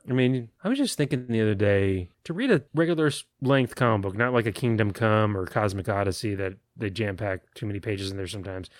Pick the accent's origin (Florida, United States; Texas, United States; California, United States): Texas, United States; San Antonio; growing up on Sunday afternoons after Mass in San Antonio